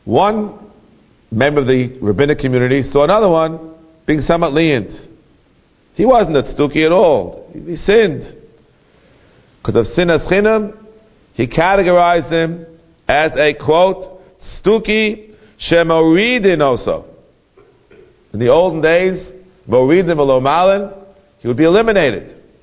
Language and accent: English; New York City, New York, United States; I grew up in Kew Garden Hills